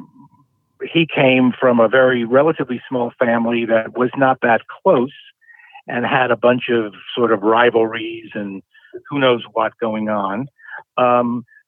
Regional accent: New York City, New York, United States; I grew up in the Bronx, New York

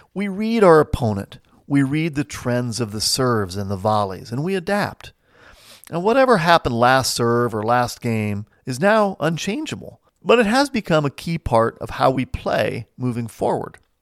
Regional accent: Midwest, United States; also born or lived in New Jersey; now in Saint Louis, United States; I've lived most of my life in small towns in the Midwest, but I hail originally from New Jersey.

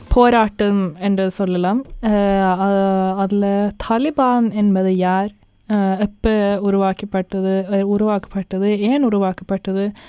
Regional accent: Norway; நாங்கள் நோர்வேயில் பிறந்து வளர்ந்த நான்

